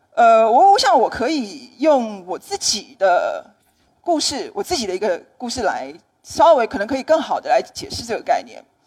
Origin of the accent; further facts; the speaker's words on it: Taiwan; 我来自台湾